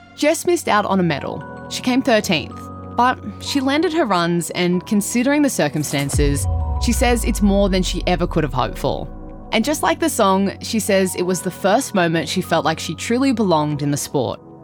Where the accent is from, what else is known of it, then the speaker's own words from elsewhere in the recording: Cronulla, New South Wales, Australia; I grew up in Cronulla. I still live there now.